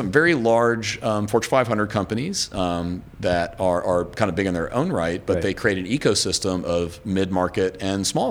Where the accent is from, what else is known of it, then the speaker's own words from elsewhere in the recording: Atlanta, Georgia, United States; moved away as an adult; also born or lived in Midwest; now in Greenville, United States; growing up and going to school in Atlanta